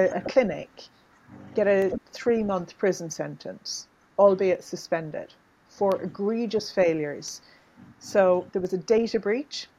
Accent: Ireland; I grew up in Ireland

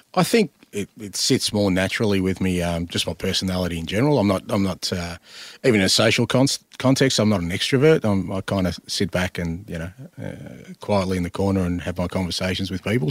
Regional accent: Australia; I'm Australian

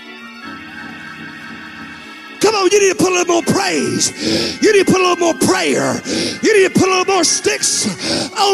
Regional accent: Texas, United States; I'm from Texas

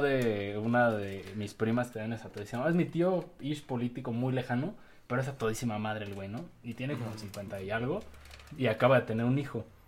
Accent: Mexico; como mexicanos que somos

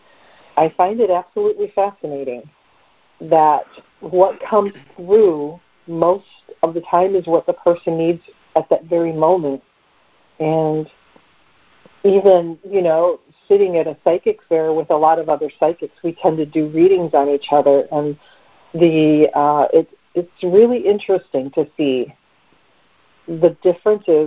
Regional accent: Detroit, Michigan, United States; area code 586, which is my hometown, Detroit area

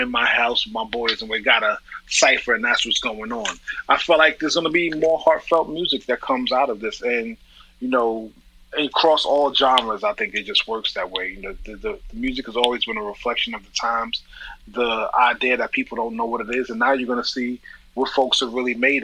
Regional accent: New York City, New York, United States; moved away as an adult; now in Miami, United States; being a New Yorker

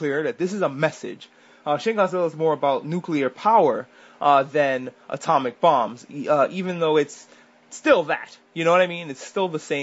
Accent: New York, United States; I'm a New Yorker, but I was in New York when the towers fell

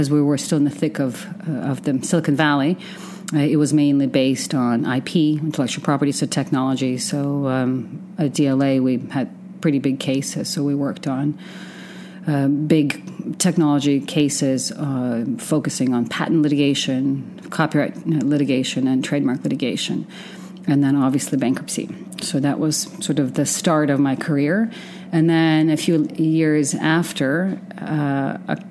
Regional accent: Western Ukraine, Ukraine; also born or lived in Oregon / San Francisco / Austin, Texas; now in Dubai, United Arab Emirates; I grew up in what used to be the Soviet Union, which is now Western Ukraine. Moved to the States in 1992

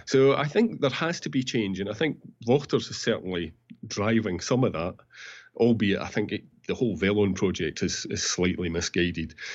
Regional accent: Peebles, Scotland, United Kingdom; Peebles, my hometown

